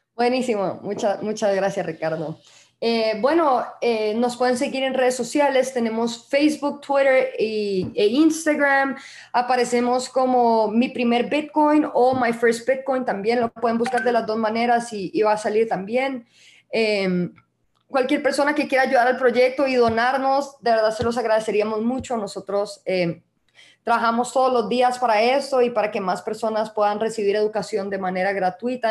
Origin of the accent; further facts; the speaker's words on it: Costa Rica; now in El Salvador; yo, soy tica